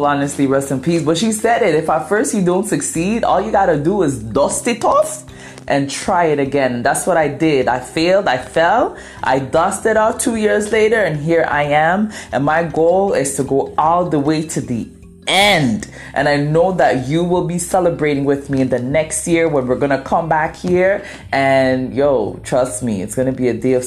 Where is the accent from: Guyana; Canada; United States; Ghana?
Ghana; first language Twi; English is a second language; I'm Ghanaian